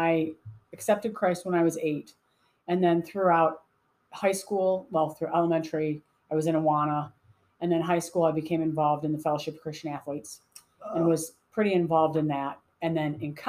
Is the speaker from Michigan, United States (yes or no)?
no; Plainfield, Illinois, United States; I grew up in Plainfield